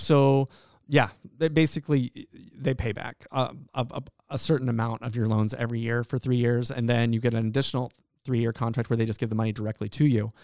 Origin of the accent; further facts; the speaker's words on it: Friendswood, Texas, United States; moved away as an adult; also born or lived in Estonia / Washington D.C.; now in Alaska, United States; I grew up in a small town in Texas. I grew up in Friendswood, Texas